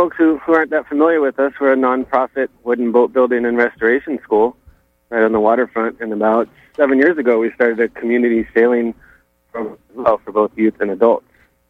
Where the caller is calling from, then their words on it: Rockland, Maine, United States; I'm calling from Atlantic Challenge in Rockland.